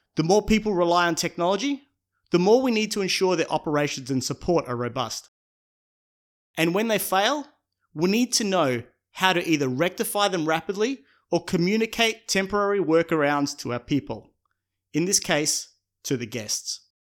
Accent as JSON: {"language": "English", "country": "Australia", "said": "my home country of Australia"}